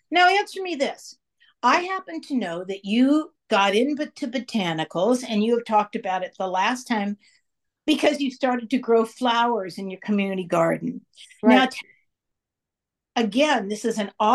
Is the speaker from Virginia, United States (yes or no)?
no; San Francisco, California, United States; where I grew up in San Francisco